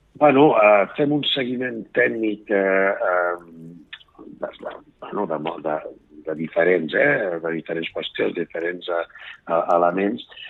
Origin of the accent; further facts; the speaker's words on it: Garrotxa, Catalonia, Spain; jo soc de la Garrotxa